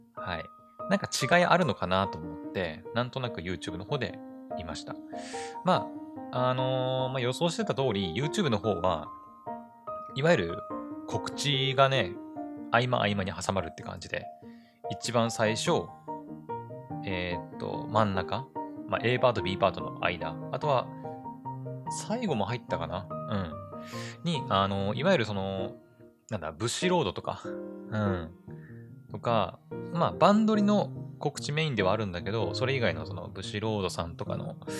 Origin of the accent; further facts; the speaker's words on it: Aomori, Japan; 私青森の人間なんですけど